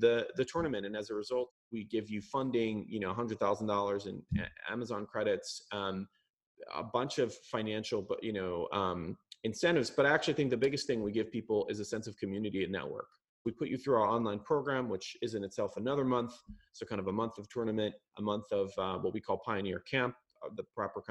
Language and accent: English; Jerusalem, Jerusalem District, Israel; I was born in Jerusalem.